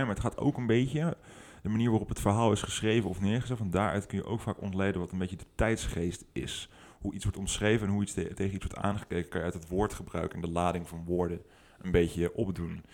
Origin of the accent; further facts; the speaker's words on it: 't Goy, Utrecht, Netherlands; also born or lived in Houten; het dorp waar ik ben opgegroeid, heet het Gooi